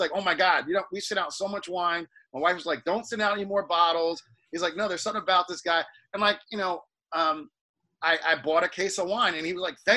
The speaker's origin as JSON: {"language": "English", "region": "New Jersey", "country": "United States", "tie": "born or raised there", "said": "where I grew up in New Jersey"}